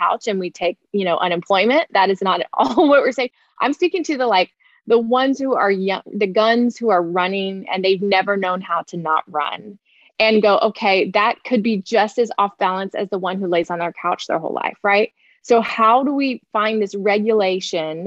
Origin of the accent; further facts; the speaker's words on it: Florida, United States; I'm a Florida girl. I grew up in Florida